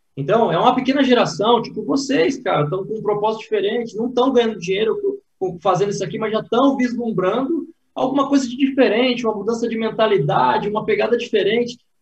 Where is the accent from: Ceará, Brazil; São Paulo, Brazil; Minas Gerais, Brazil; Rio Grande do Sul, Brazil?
São Paulo, Brazil; Praia Grande; Eu sou nascido e criado na Praia Grande, litoral paulista